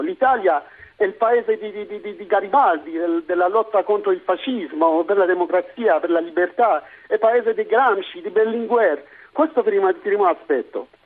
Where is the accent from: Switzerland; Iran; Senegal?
Iran; Italian is a second language; moved away as an adult; now in Italy; Sono venuto qui per studiare e non ho potuto più tornare nel mio paese